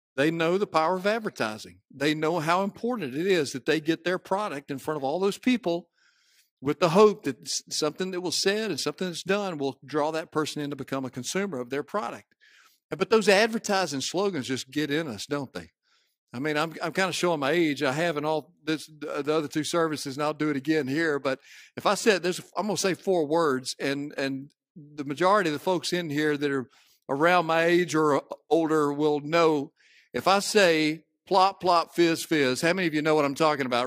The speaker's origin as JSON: {"language": "English", "town": "Cleveland", "region": "Mississippi", "country": "United States", "tie": "born or raised there", "said": "I grew up in Cleveland, Mississippi"}